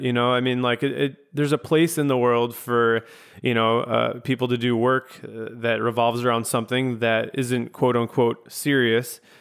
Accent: Chicago suburbs, Illinois, United States; I'm from the suburbs as well.

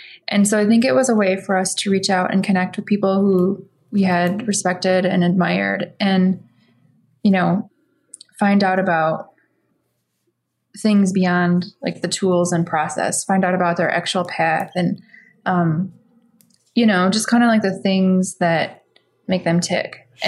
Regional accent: Midwest, United States; Not like you see in New York City or elsewhere, like, you know, we came from the Midwest.

